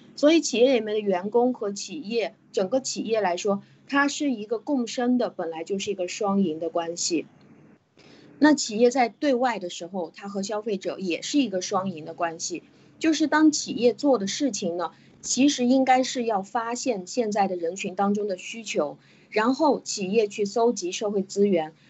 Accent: China; 我们中国人

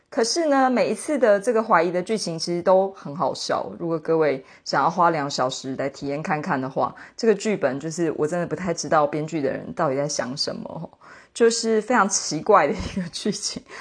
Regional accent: Taiwan; 身为台湾人

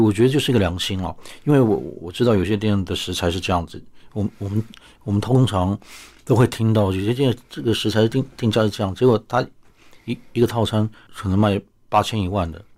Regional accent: Taipei, Taiwan; 我母亲是高雄人啊，但是其实如果住在台北的家，爷爷家的话，我其实都是吃山东菜长大的

